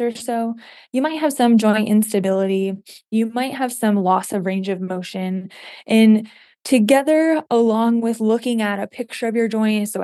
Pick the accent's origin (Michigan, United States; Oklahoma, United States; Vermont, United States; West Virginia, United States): Michigan, United States; moved away as an adult; also born or lived in Ohio; now in Utah, United States; I'm originally from the Midwest. I grew up in Michigan